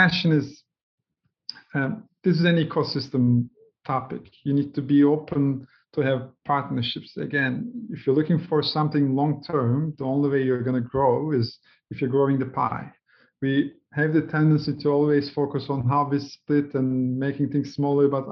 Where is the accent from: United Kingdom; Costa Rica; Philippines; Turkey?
Turkey; I grew up in Turkey in a humble family, two sisters